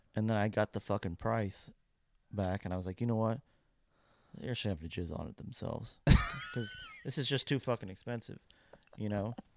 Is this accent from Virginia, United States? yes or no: no; Kentucky, United States; now in Nashville, United States; my hometown yeah. in Kentucky